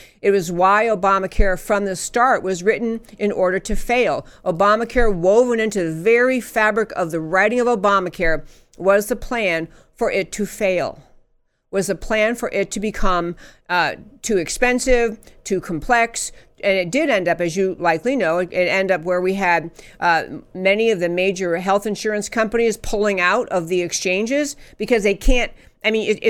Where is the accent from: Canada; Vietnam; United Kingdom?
United Kingdom; England; I grew up in England, and there's nothing wrong with the healthcare system there.